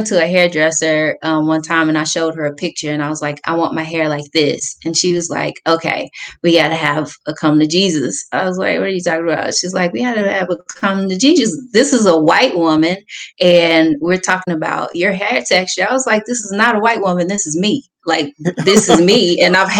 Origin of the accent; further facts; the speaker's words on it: Texas, United States; You know, I'm from Texas. They wilding out there too.